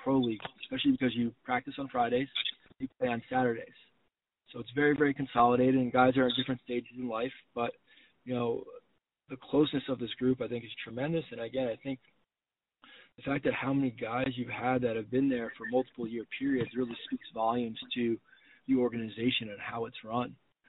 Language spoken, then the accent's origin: English; Northeast, United States; You know, I grew up in New York, Connecticut, Northeast lacrosse guy.